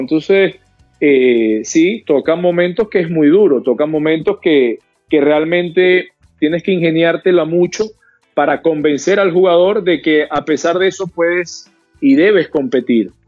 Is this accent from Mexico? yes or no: no; Venezuela; como venezolano